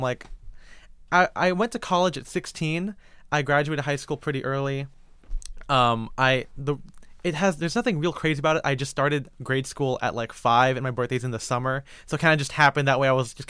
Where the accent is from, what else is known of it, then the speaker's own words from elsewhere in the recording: Philippines; Being a Filipino person, even my Chinese side of my family was born in the Philippines. So I consider myself culturally Filipino.